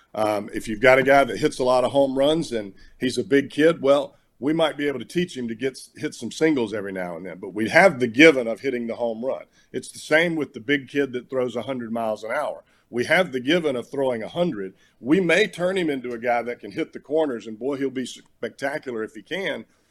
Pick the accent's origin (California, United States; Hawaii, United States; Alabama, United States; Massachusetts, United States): Alabama, United States; moved away as an adult; growing up in Alabama